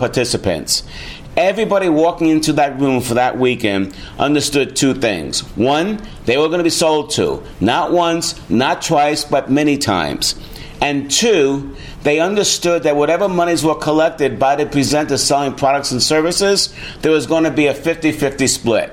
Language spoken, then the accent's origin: English; New York City, New York, United States; my hometown, New York City